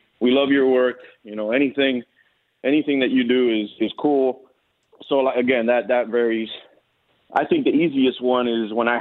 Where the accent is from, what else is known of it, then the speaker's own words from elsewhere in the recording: Hialeah, Florida, United States; I'm from Cuban parents. You know, born and raised in Hialeah